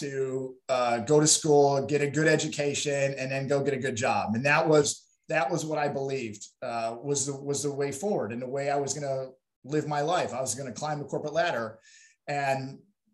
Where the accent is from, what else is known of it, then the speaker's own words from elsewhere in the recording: Chicago, Illinois, United States; moved away as an adult; now in Texas, United States; I am originally from Chicago, and I moved to Texas about 23 years ago